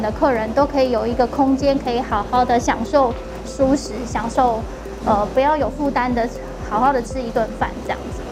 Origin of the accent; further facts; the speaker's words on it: Taipei, Taiwan; 我们在士林实习室土生土长的，就是爸爸妈妈都在士林阳明山这一带生活